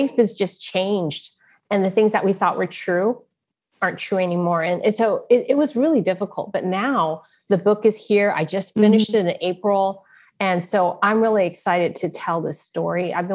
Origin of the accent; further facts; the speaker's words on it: Silicon Valley, California, United States; also born or lived in San Francisco, California; I grew up in Silicon Valley